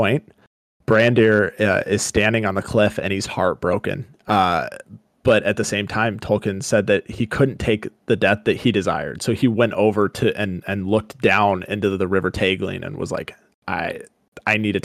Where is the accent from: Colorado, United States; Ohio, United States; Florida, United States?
Colorado, United States; Growing up in Colorado